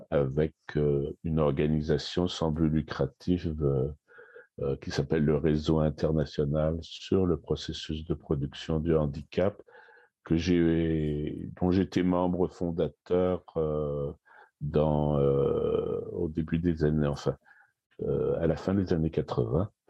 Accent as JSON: {"language": "French", "town": "Paris", "region": "Île-de-France", "country": "France", "tie": "born or raised there", "lives_now": "Canada", "said": "Et non, je suis né à Paris. Je suis né à Paris. Puis donc, j'ai été j'ai fait mes études à Paris"}